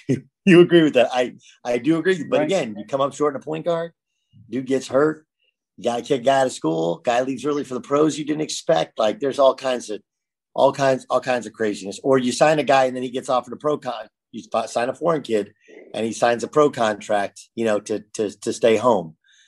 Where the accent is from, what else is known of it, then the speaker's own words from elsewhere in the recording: California, United States; I used to come home and watch the Big East because I grew up in California.